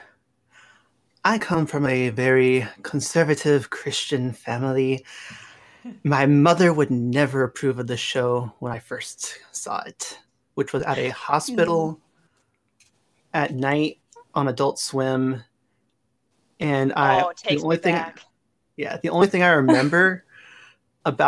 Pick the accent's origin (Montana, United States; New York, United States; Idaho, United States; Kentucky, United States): Kentucky, United States; I grew up in the small state of Kentucky, and I've lived here most of my life